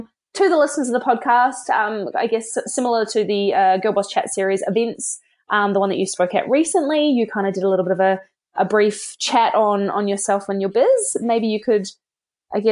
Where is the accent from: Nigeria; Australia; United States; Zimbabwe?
Australia; moved away as an adult; now in Christchurch, New Zealand; Whilst I now call Christchurch, New Zealand home, I am originally from Australia and made the move over the ditch